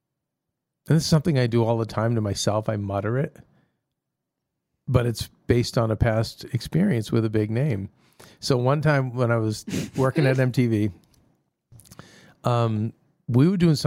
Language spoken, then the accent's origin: English; Australia; This is one of the weeks where I'm kind of tired of being Aussie.